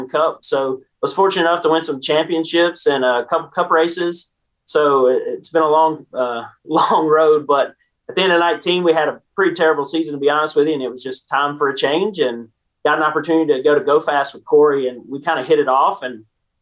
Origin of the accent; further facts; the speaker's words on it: Winston-Salem, North Carolina, United States; I grew up around Bowman Gray Stadium with him, working on his modifieds